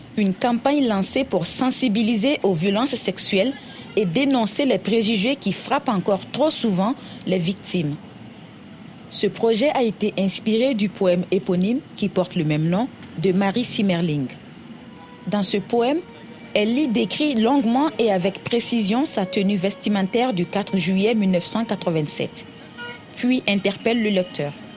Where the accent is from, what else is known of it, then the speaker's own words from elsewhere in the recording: Côte d’Ivoire; moved away as an adult; also born or lived in Burkina Faso; now in Senegal; je suis née et que j'ai grandi en Côte d'Ivoire, mais mon pays d'origine est le Burkina Faso où j'ai fait mes études universitaires